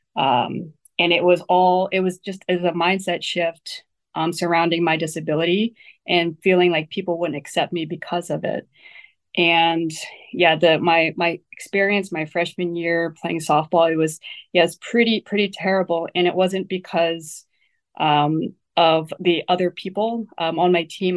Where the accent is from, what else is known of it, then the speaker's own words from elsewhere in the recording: Ohio, United States; also born or lived in Taiwan; Growing up in Ohio